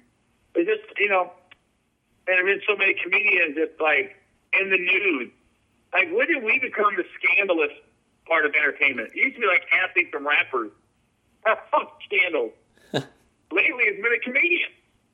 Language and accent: English; Cincinnati, Ohio, United States; now in Los Angeles, United States